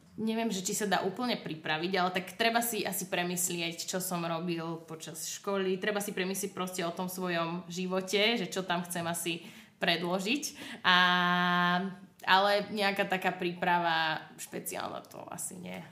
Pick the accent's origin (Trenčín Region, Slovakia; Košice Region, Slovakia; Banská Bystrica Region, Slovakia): Banská Bystrica Region, Slovakia; Banská Bystrica; moved away; ja som z Bystrice